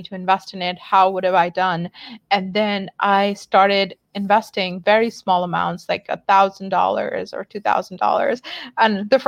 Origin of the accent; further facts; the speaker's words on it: Pakistan; English is a second language; now in San Mateo, United States; I grew up in Pakistan